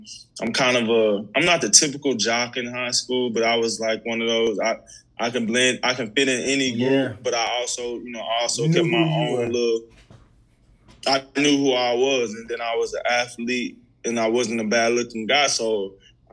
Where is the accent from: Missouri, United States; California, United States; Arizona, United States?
Missouri, United States; St. Louis; also born or lived in Mississippi; I was born in Mississippi, but I grew up in St. Louis, Missouri